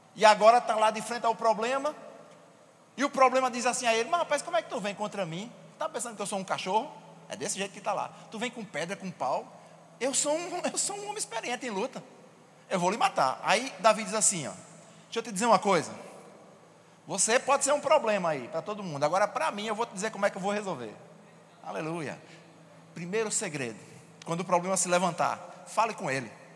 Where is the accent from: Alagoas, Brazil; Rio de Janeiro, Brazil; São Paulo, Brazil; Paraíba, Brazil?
Paraíba, Brazil; eu venho lá de, da Paraíba, e lá no Nordeste, e na Paraíba principalmente, tem uns termos que a gente usa que às vezes não são comuns nos outros lugares.